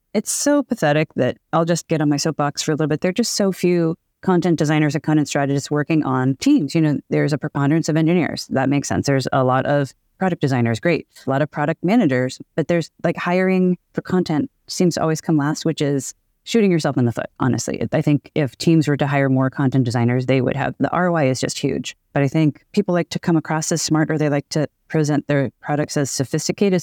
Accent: Boston, Massachusetts, United States; now in Seattle, United States; I'm from Boston. I live in Seattle

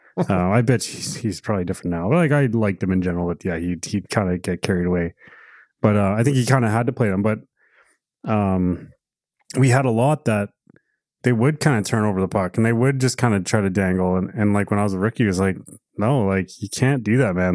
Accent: Alberta, Canada; We grew up in Alberta

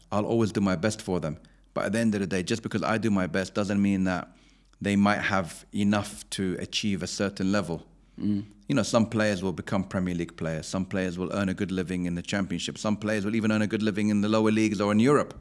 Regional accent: London, United Kingdom; also born or lived in Abu Dhabi, United Arab Emirates; I grew up in West London, so I was very near Chelsea Football Club

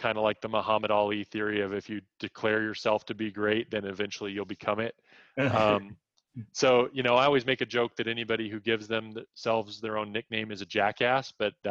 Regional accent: United States; I grew up in the United States

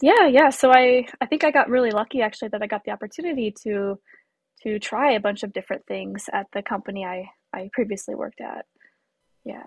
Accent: United States; being American too. I I rely on my employment for health insurance

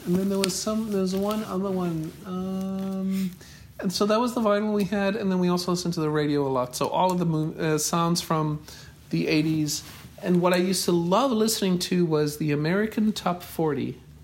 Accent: Johannesburg, Gauteng, South Africa; now in United States; I grew up in in the city of Johannesburg, in um, mostly in a suburb called North Cliff

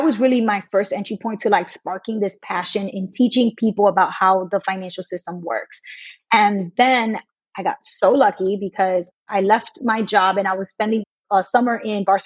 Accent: New York, United States; I'm from New York and I knew the school system well

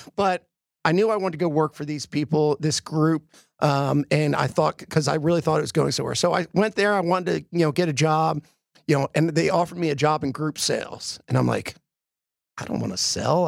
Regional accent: Philadelphia, Pennsylvania, United States; moved away; I grew up in Philly.

